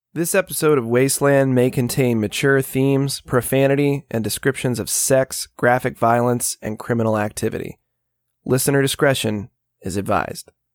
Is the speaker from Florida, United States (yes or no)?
yes; Daytona Beach, Florida, United States; my hometown of Daytona Beach, Florida.